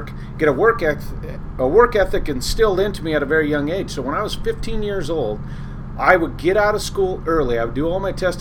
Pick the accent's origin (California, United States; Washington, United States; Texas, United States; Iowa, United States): Washington, United States; Walla Walla; also born or lived in Kodiak, Alaska; I was born in Walla Walla, Washington in 1974.